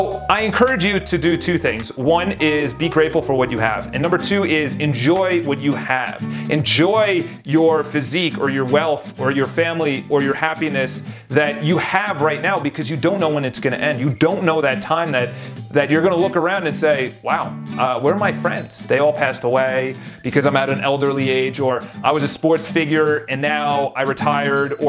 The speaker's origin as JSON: {"language": "English", "town": "New York City", "region": "New York", "country": "United States", "said": "I come from New York City."}